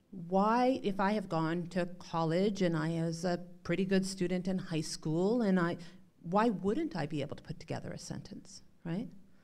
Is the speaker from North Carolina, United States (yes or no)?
no; North Dakota, United States; And growing up in North Dakota, what I will say is I learned to challenge people's norms about what they thought they were saying